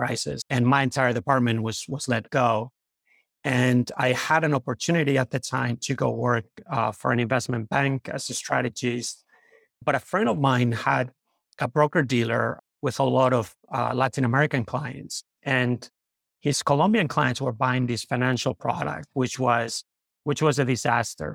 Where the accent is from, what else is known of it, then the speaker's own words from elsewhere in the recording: Madrid, Community of Madrid, Spain; moved away as an adult; I grew up in Madrid, Spain.